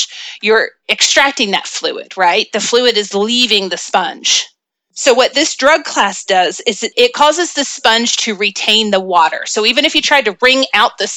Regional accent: the South, United States; accent: Southern; I have a little bit of a Southern accent

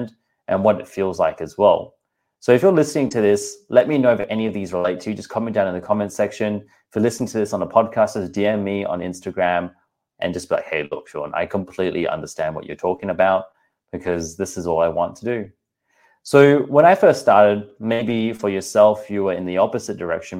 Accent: Australia; also born or lived in Singapore; I'm from Singapore, born in Australia, as you can tell from the accent

